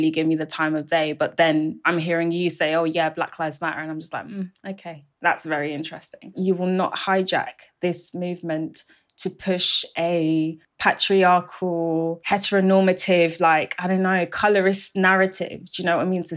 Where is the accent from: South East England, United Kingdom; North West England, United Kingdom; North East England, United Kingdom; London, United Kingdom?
London, United Kingdom; I was born in London, but also bilingual as well.